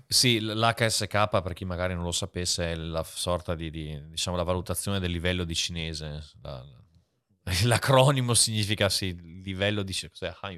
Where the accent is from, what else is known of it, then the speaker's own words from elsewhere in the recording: Italy; moved away as an adult; also born or lived in China; sono nato in Italia